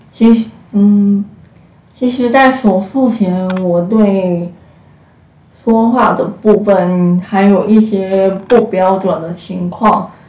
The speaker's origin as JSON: {"language": "Chinese", "town": "Hsinchu", "country": "Taiwan", "said": "今年二十三岁，我是新竹人，然后大学是读柔情设计系，然后树德科技大学"}